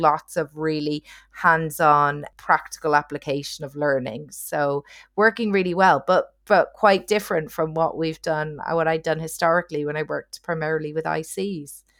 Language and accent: English; Ireland; accent: Irish; also born or lived in near London, United Kingdom / Asia; now in London, United Kingdom; I'm originally Irish, as you can hopefully tell from the accent